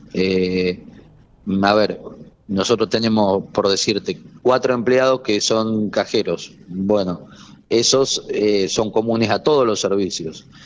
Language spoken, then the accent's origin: Spanish; General Pico, La Pampa, Argentina; somos vecinos de Pico